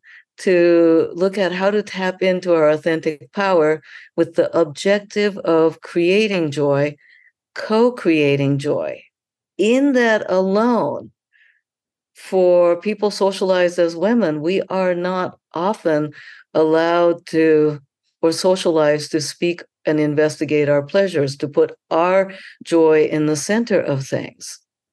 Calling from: Atlanta, Georgia, United States; And I am signing in from Atlanta, where the amazing Sex Down South is happening.

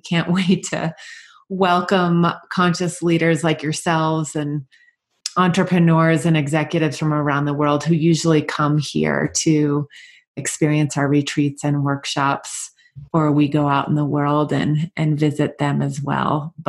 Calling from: Park City, Utah, United States; I am calling in from HeartSpace, our retreat center in beautiful Park City, Utah, in the mountain town

